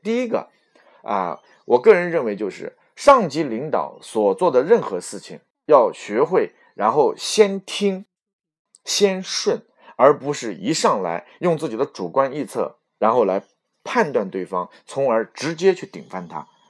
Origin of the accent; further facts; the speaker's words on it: Xuzhou, Jiangsu, China; 我是来自于苏北的徐州